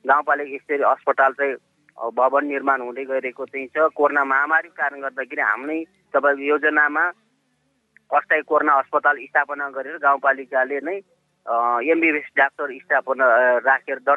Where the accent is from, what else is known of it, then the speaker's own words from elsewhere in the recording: Bhume Rural Municipality, Rukum East, Lumbini Province, Nepal; मेरो गाउँमा म अहिले उनपचास वर्ष भएँ मेरो गाउँमा थर्ड ब्यासमा एसएलसी दिने व्यक्ति म हुँ